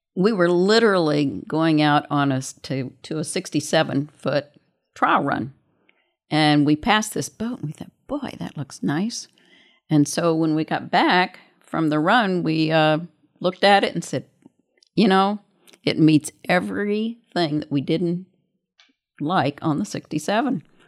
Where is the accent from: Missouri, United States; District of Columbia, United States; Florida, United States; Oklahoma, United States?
Missouri, United States; I was born in Missouri